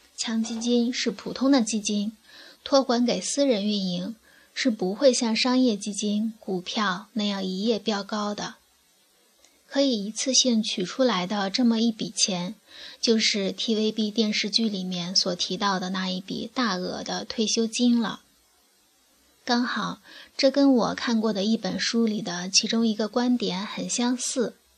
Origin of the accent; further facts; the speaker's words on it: China; 作为大陆居民